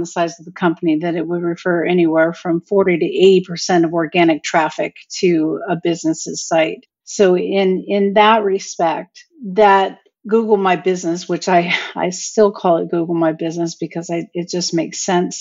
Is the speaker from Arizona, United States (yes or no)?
yes; Mesa, Arizona, United States; I'm from Mesa, Arizona